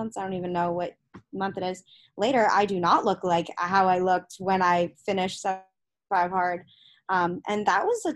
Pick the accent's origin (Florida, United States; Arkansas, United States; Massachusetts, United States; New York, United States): Massachusetts, United States; right outside Boston; moved away as an adult; now in Austin, United States; I'm from Massachusetts, right outside Boston